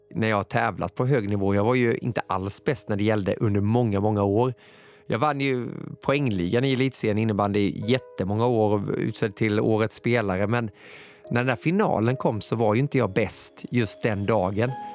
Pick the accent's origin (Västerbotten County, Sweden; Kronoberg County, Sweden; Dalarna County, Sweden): Kronoberg County, Sweden; Moheda; moved away; also born or lived in Gothenburg; Jag är uppväxt i Moheda, det ligger två mil utanför Växjö i Småland.